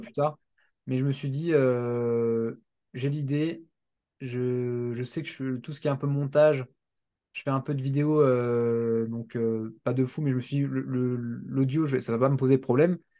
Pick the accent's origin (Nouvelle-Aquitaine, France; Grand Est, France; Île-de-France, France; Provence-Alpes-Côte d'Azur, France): Grand Est, France; Strasbourg; je viens de Strasbourg